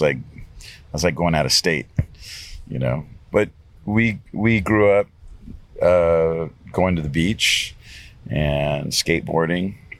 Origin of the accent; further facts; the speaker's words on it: Los Angeles, California, United States; so I grew up on the West Side. And uh, what that means is like west of the 405 freeway, which is obviously the main